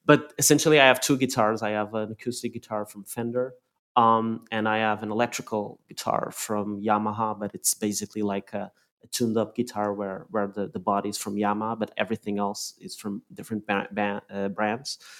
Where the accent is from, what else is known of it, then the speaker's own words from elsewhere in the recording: Lisbon, Portugal; moved away; driving through my hometown of Lisbon back in Portugal